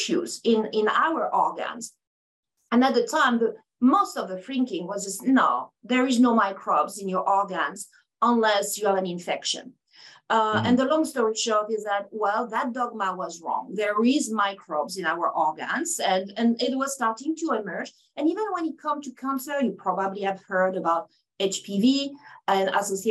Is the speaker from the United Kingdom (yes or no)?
no; France; accent: French; English is a second language; moved away as an adult; now in United States; I have an accent, and it's very French. So I'm from France. I moved in the States about 23 years ago now